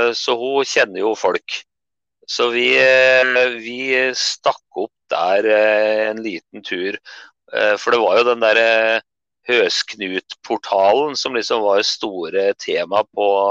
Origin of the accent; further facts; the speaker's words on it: Tynset, Innlandet, Norway; hjemkommunen min da, på Tynset